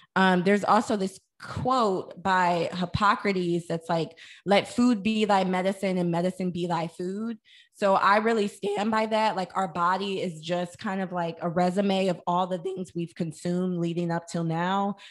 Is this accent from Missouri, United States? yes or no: yes; St. Louis, Missouri, United States; I'm from St. Louis, Missouri